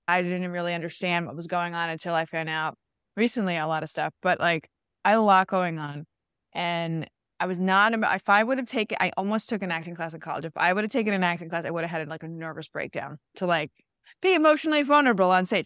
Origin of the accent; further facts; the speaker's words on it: New York City, New York, United States; also born or lived in Connecticut; I was a kid from Queens